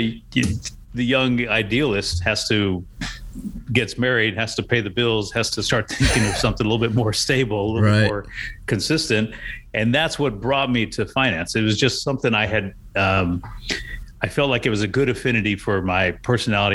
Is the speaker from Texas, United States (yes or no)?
yes; San Antonio, Texas, United States; I grew up in San Antonio